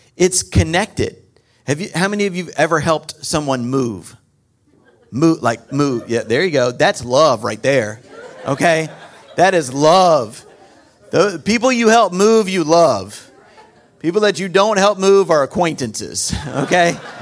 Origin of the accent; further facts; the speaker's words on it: North Carolina, United States; I'm from North Carolina, so you're gonna get a few y'alls